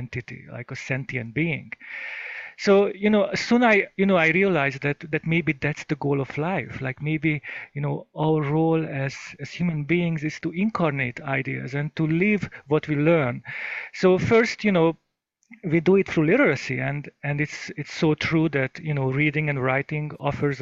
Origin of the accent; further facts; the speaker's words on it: Hungary; now in United States; I grew up in Hungary